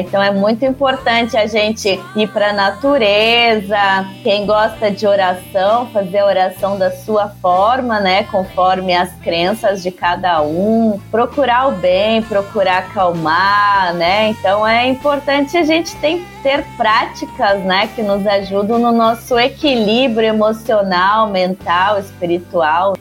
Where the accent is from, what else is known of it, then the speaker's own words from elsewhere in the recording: Curitiba, Paraná, Brazil; Eu sou de Curitiba, cantora curitibana